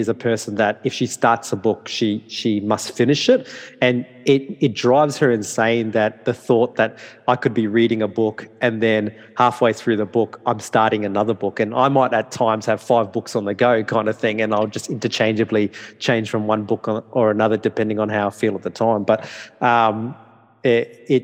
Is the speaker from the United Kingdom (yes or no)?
no; Darwin, Northern Territory, Australia; English is a second language; moved away as an adult; also born or lived in Townsville, Australia / Brisbane, Australia; I was born and bred in Northern Territory.